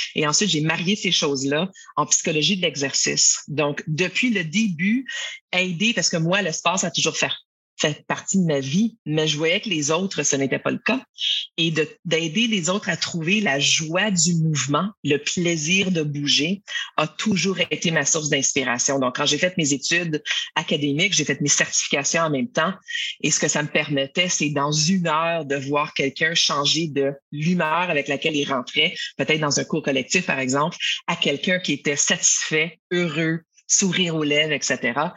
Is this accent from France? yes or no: no; Ottawa, Ontario, Canada; also born or lived in Quebec; je suis d'ailleurs une franco-ontarienne qu'on appelle ça, donc quelqu'un qui est né dans la, capitale euh, d'Ottawa au Canada.